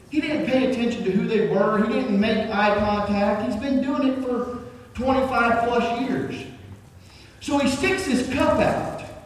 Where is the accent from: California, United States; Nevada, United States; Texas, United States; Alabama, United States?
Alabama, United States; Red Level; accent: Red Level; country boy; first language English; My wife says I speak Red Level. I'm from Red Level